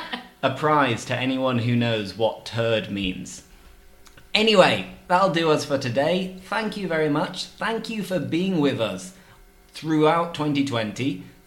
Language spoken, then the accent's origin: English; Yorkshire and the Humber, United Kingdom; But yeah, I'm from Yorkshire. It might not sound like it sometimes, but I'm from Yorkshire.